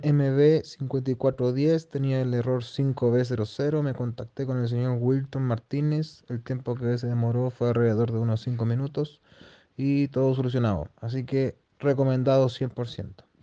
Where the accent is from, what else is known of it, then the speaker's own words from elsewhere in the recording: Chile; soy de Chile